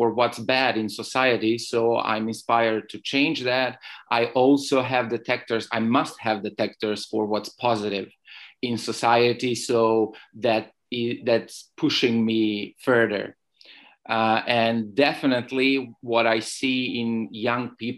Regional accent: Belgrade, Serbia; moved away as an adult; now in Barcelona, Spain; I'm a blogger, writer, and activist from Belgrade. I was born in Belgrade 32 years ago, but today I'm living in Barcelona in Spain

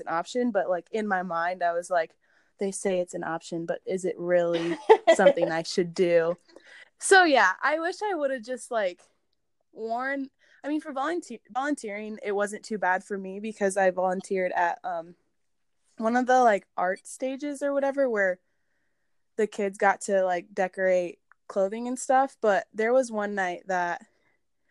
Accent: Buena Vista County, Iowa, United States; I'm from Buena Vista County.

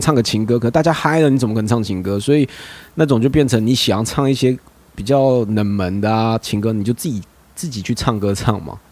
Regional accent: Hualien, Hualien County, Taiwan; now in Taipei, Taiwan; 我花莲人啊，可是虽然我是，我是住台北啦

